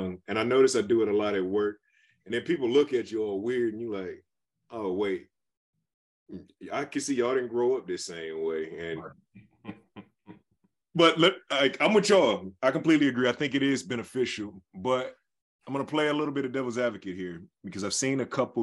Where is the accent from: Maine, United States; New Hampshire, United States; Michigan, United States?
Michigan, United States; Detroit; growing up in Detroit